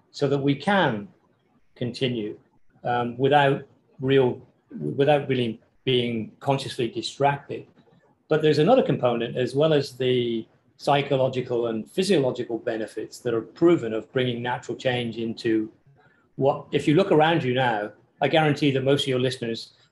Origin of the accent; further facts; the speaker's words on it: England, United Kingdom; I say taste because I'm English and you know we don't really care about food.